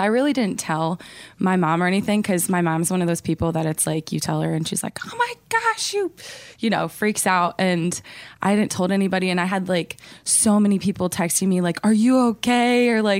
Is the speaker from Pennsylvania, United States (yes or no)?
yes; Pennsylvania, United States; also born or lived in Minnesota; I grew up, I kind of moved around a little bit. We lived in Minnesota for a few years, and then, but we moved to Pennsylvania when I was like 10.